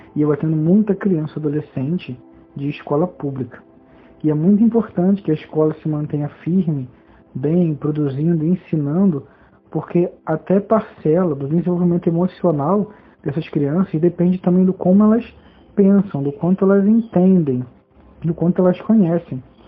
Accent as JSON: {"language": "Portuguese", "town": "Jaú", "region": "São Paulo", "country": "Brazil", "also_born_or_lived": "Germany", "said": "sou de uma cidade interior de São Paulo chamada Jaú"}